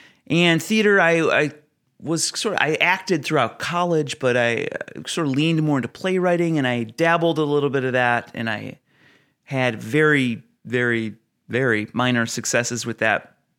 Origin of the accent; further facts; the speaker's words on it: Ohio, United States; I am the youngest of seven kids. I was raised in Northeast Ohio near Cleveland and Akron.